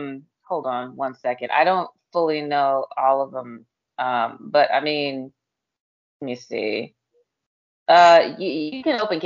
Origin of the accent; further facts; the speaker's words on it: Texas, United States; now in Maryland, United States; I'm from Texas. Yeah, I'm from Texas